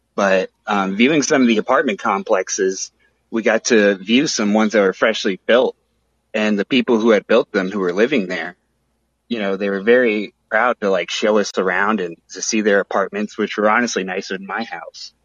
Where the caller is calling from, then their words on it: Springfield, Missouri, United States; I'm calling from um, Springfield, Missouri